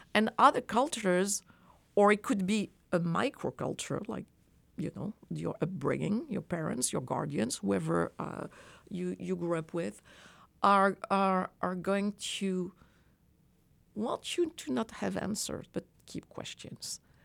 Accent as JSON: {"language": "English", "country": "France", "tie": "born or raised there", "moved": "as an adult", "lives_now": "United States", "said": "I grew up in France"}